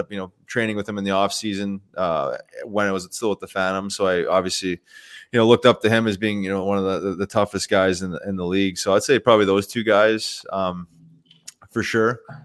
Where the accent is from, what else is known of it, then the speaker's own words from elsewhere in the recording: Winnipeg, Manitoba, Canada; I grew up in Winnipeg